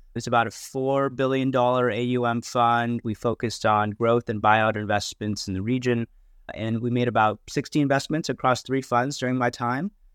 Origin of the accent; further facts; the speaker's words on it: United States; moved away as an adult; now in Hong Kong; I did actually grow up in, in the U S